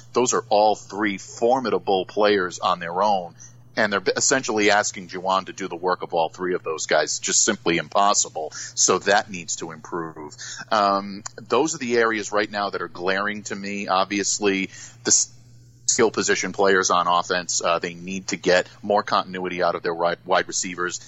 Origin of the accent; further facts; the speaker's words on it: Rhode Island, United States; I'm from Rhode Island. I uh, that's that's essentially where I've been from my entire life. So uh, yeah, I'm a, I'm a Southern New Englander, and uh, you know, grew up in this area